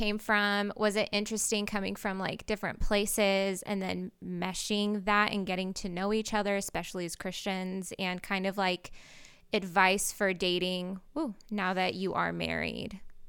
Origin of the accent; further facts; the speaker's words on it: Portland, Oregon, United States; I grew up like in Portland, very liberal.